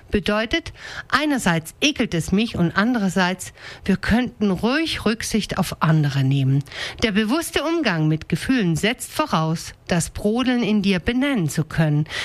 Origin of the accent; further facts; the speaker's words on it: Denkingen, Baden-Württemberg, Germany; Zum Beispiel rege ich mich unfassbar auf, wenn die Leute in meinem Heimatdorf Denkingen mit einem Affenzahn den Landwirtschaftsweg benutzen